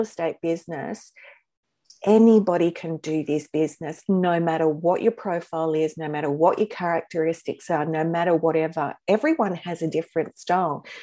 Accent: Newcastle, New South Wales, Australia; I ended up here in Newcastle. And this is my hometown

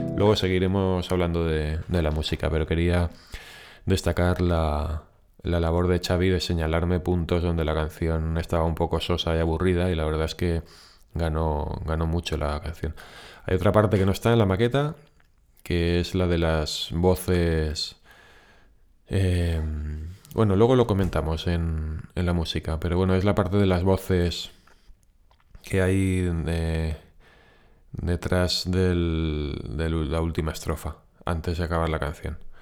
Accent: Valencian Community, Spain; moved away; also born or lived in Barcelona; nosotros nos mudamos de Barcelona aquí a Valencia, bueno, no a Valencia concretamente, pero a la provincia de Valencia.

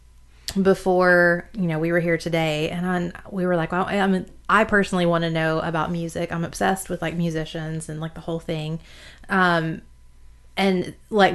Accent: the South, United States; even though I'm from the South

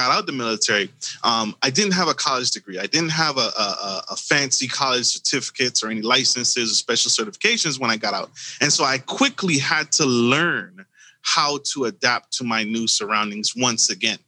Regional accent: U.S. Virgin Islands; moved away as an adult; now in United States; I was born in the Caribbean, U.S. Virgin Islands, and I made my way to the United States via the military.

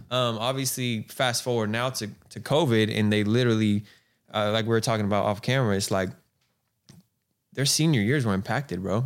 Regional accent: Galt, California, United States; also born or lived in Lodi, California / Stockton, California; being from the two oh nine, I was born in Lodi, um, uh, raised in Galt

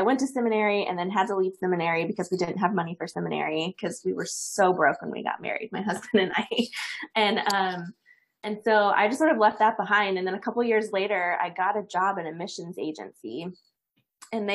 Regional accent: east of Dallas, Texas, United States; I grew up in the Bible Belt of America. I'm from east of Dallas originally

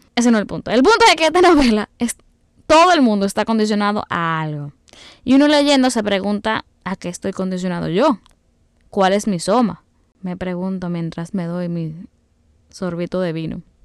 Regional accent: Dominican Republic; como buena dominicana

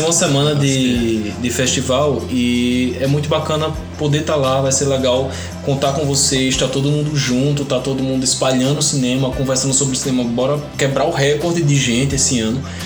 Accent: interior of the Northeast, Northeast Region, Brazil; eu nasci pobre, gay, nordestino, no Brasil.

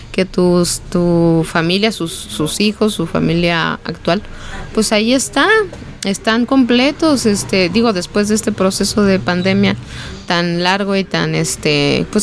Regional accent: Mexico City, Mexico; now in Guadalajara, Mexico; Me acuerdo cuando nosotros llegamos de la Ciudad de México aquí a Guadalajara, pues éramos los únicos que vivíamos fuera de la Ciudad de México y nos venimos a Guadalajara

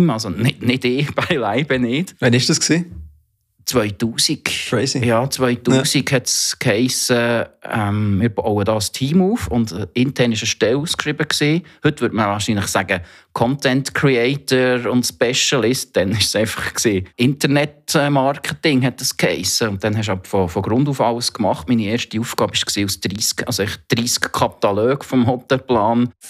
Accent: Thun, Bern, Switzerland; accent: half Bernese, half Zurich dialect; 46, bin äh, ursprünglich aus Thun, wie man ähm, unschwer kann erkennen kann, mittlerweile komischen, halb Berner, halb Zürich Dialekt.

